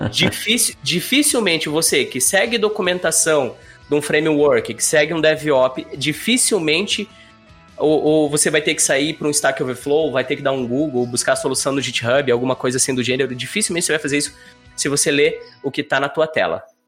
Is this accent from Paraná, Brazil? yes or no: yes; Curitiba, Paraná, Brazil; moved away as an adult; now in Florianópolis, Brazil; natural de Curitiba, Paraná, vivendo já seis anos em Florianópolis